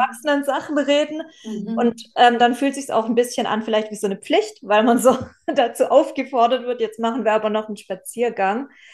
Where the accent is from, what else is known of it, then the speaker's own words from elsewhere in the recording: Southern Germany, Germany; ich komme ja auch aus Süddeutschland